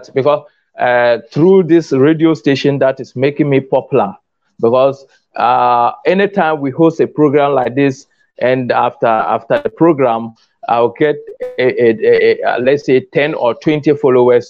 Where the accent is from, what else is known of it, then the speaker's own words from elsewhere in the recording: Ghana; I'm from Ghana.